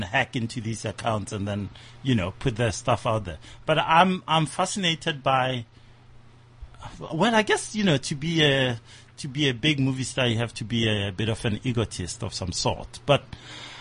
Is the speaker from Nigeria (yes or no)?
yes; Nigeria; I'm Nigerian